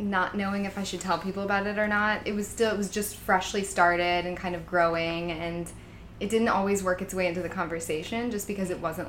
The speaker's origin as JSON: {"language": "English", "region": "Michigan", "country": "United States", "tie": "born or raised there", "also_born_or_lived": "Chicago", "moved": "as an adult", "lives_now": "New York, United States", "said": "I am originally from Michigan. Cool. I'm 25 years old. Grew up there my whole life. Lived in Chicago for a little bit after graduating from University of Michigan. And now here I am in New York."}